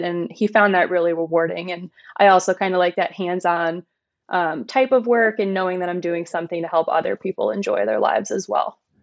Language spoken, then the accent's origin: English; Pennsylvania, United States; moved away as an adult; now in Tennessee, United States; So I'm originally from Pennsylvania. I, uh, played golf on my high school golf